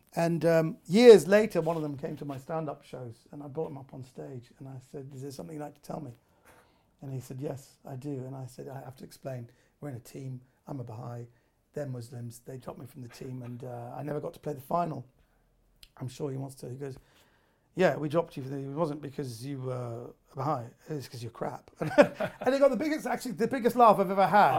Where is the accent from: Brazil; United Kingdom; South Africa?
United Kingdom; I was raised in Britain. I'm a I'm a second generation uh, Iranian